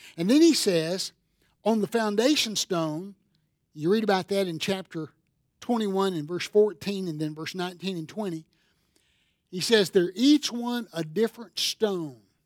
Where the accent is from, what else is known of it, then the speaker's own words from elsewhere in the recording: Seneca, South Carolina, United States; I'm from Seneca, South Carolina, and a lot of us want to go back to our home where we grew up